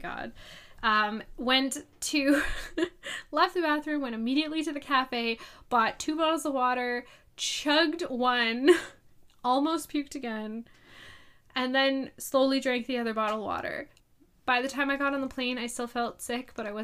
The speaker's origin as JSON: {"language": "English", "country": "Canada", "said": "I'm Canadian."}